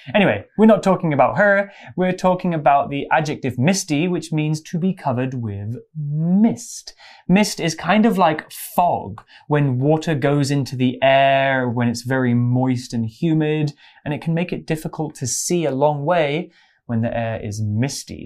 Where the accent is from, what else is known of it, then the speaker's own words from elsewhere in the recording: English countryside, England, United Kingdom; I grew up in the English countryside.